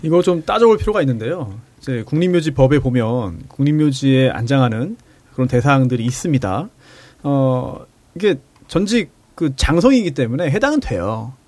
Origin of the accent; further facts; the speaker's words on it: Incheon, South Korea; 인천 사람으로서